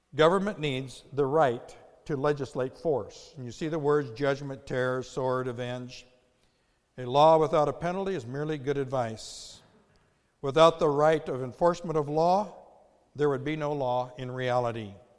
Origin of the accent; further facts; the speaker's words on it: United States; the incredible privilege of growing up in the United States